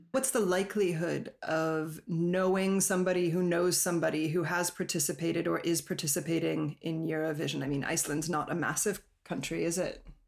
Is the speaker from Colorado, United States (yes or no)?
yes; Colorado, United States; moved away; I'm from Colorado